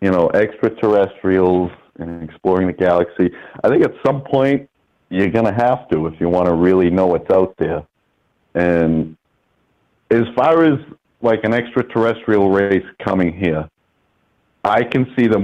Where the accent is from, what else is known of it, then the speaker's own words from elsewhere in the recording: United States; me as an American